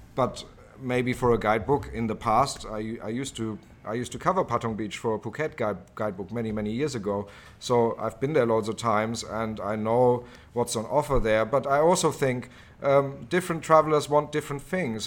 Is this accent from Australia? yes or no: no; Germany; moved away as an adult; also born or lived in Oxford, United Kingdom / London, United Kingdom; now in Thailand; I was born in Germany and lived there the, uh, first eighteen years of my life